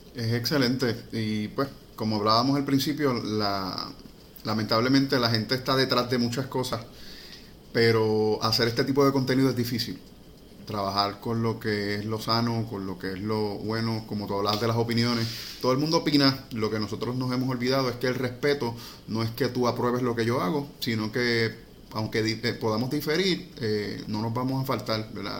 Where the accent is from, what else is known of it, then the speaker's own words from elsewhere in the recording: Puerto Rico; somos puertorriqueños